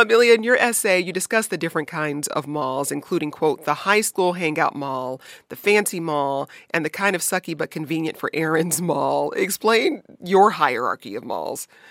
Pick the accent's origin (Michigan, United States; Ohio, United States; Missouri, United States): Michigan, United States; Detroit; I grew up in Detroit